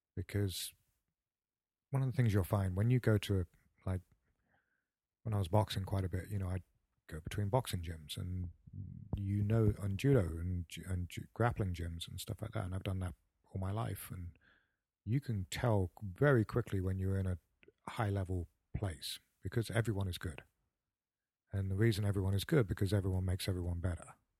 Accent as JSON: {"language": "English", "town": "Paignton", "region": "South West England", "country": "United Kingdom", "tie": "born or raised there", "also_born_or_lived": "Torquay / Kentucky", "moved": "as an adult", "lives_now": "United States", "said": "my hometown in, in, uh, Paynton and Torquay"}